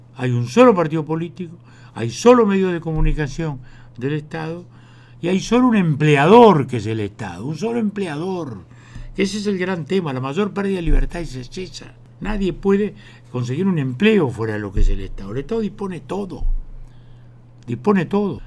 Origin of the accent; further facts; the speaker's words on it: Uruguay; como uruguayos